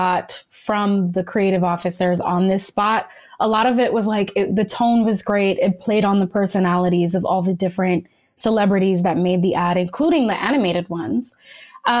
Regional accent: New York City, New York, United States; I'm also from the Bronx, so you know I have that Bronx pride

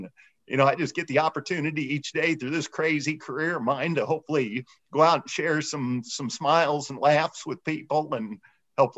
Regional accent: St. Charles, Missouri, United States; I grew up in St. Charles, Missouri, just outside of St. Louis

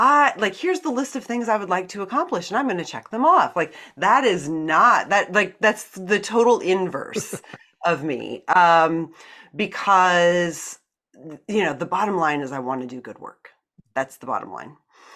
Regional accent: Iowa, United States; I'm a complete product of the Iowa public school system. I was born in Iowa, went to school in Iowa.

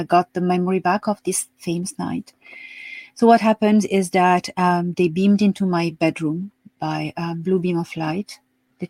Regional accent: Marseille, Provence-Alpes-Côte d'Azur, France; moved away as an adult; also born or lived in Paris / West of Ireland; now in Ireland; I was born in Marseille, south of France. And yes, dans le Midi. Mm-hmm. And I grew up there until the age of 18

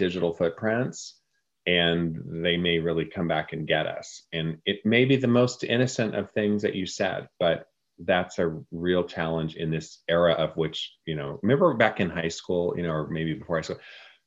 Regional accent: Oklahoma, United States; also born or lived in Texas; Yes, I was born in Texas. I was raised in Oklahoma.

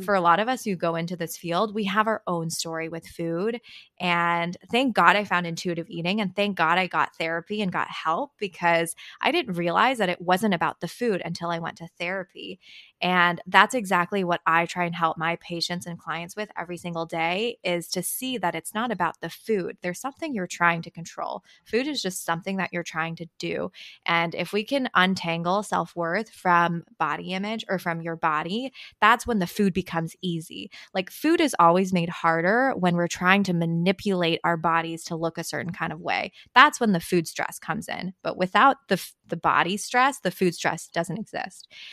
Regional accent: Marin County, California, United States; English is a second language; I grew up in Marin County in the Bay

